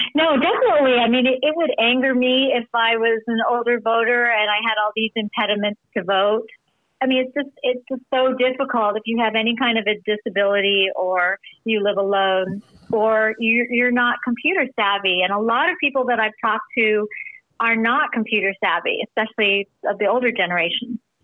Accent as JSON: {"language": "English", "region": "California", "country": "United States", "moved": "yes", "lives_now": "Illinois, United States", "said": "I'm from California originally"}